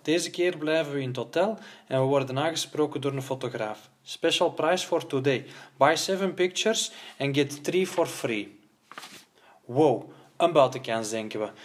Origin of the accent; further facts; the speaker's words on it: Flanders, Belgium; Als Vlaming van twee meter